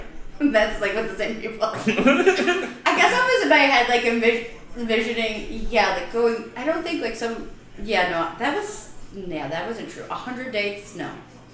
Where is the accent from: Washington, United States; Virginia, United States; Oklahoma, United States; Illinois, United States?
Illinois, United States; Chicago; moved away as an adult; also born or lived in Iowa City, Iowa; now in Florida, United States; I'm from Chicago, and then I went to school in Iowa